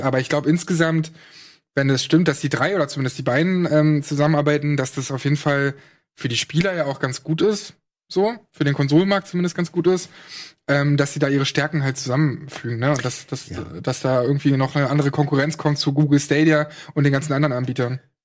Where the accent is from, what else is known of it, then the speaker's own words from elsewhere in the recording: Brandenburg, Germany; in Brandenburg, wo ich herkomme